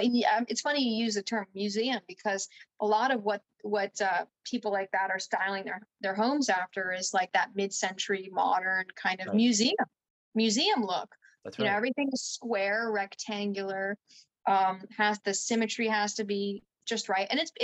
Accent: California, United States; also born or lived in New Jersey; Well, I grew up in, I was born in New Jersey, but then my parents, which is like, oh dear. But then my parents moved, we went to California. We were in the Bay Area too.

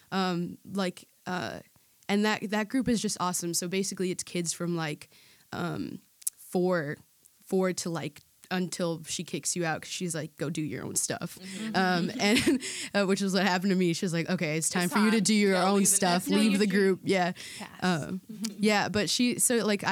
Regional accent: Chicago, Illinois, United States; Born and raised in Chicago. First generation. My mom is Venezuelan. My dad is Guatemalan

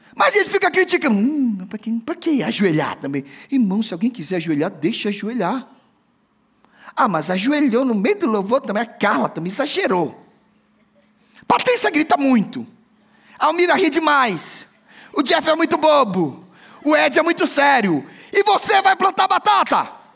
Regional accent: Brazil; moved away; Eu conheço a minha terra e eu conheço o Nordeste

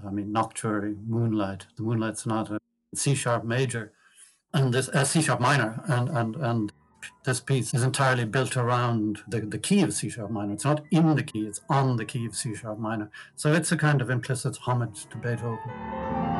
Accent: Dublin, Leinster, Ireland; also born or lived in Achill Island; We moved to Dublin when I was 10 from Achill Island

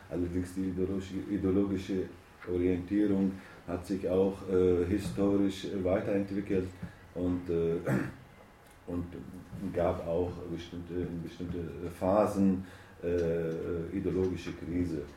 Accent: Turkey; ich komme aus der Türkei, aus einer Stadt, wo gar keine Faschisten, keine rechte Gruppierungen oder sowas gibt.

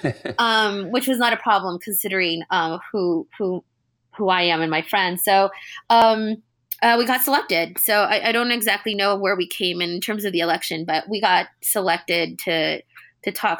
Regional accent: California, United States; being Californian

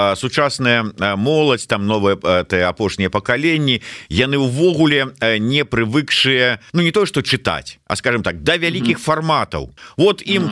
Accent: Belarus; moved away; мы беларусы будем лічыць себе беларусамі

